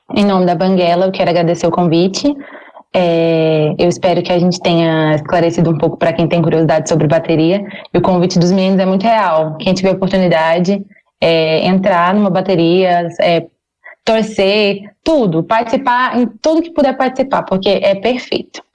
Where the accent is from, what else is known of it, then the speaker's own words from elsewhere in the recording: Tocantins, Brazil; moved away as an adult; now in Goiânia, Brazil; eu não sou não sou de Goiás, eu sou do Tocantins